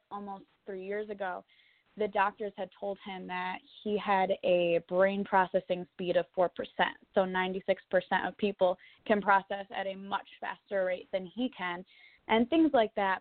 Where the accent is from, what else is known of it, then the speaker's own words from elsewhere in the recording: Kalamazoo, Michigan, United States; also born or lived in Nashville, Tennessee; grew up in Kalamazoo, Michigan, and I went to school at Plainwell High School in Michigan